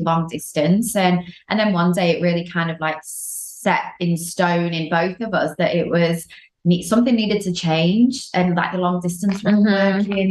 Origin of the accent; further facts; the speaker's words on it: United Kingdom; now in Los Angeles, United States; I'm from the UK, living